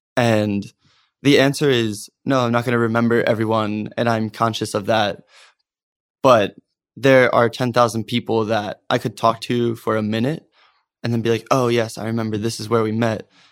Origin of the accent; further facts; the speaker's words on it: Norristown, Pennsylvania, United States; I grew up in the Philadelphia area in the suburbs, a town called Norristown